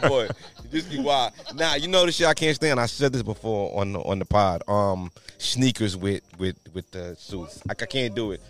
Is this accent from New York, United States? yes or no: yes; New York, United States; I'm from New York